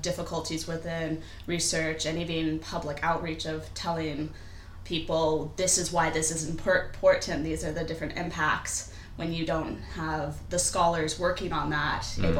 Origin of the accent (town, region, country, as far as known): Seattle, Washington, United States; now in United Kingdom